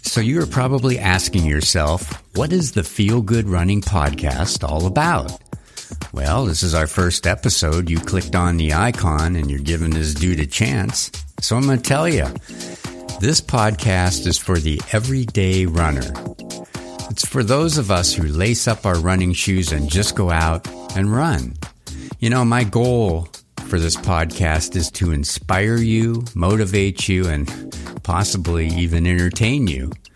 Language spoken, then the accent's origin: English; Erie, Pennsylvania, United States; moved away; also born or lived in Los Angeles / Denver; this was in Erie, Pennsylvania. That's my hometown